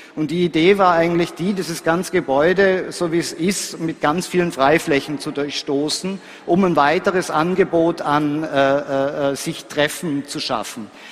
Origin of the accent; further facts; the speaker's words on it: Graz, Styria, Austria; ich komme aus Graz